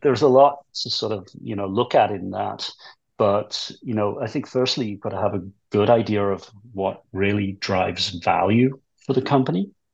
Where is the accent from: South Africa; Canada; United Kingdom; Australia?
United Kingdom; England; moved away as an adult; also born or lived in United States; I'm English originally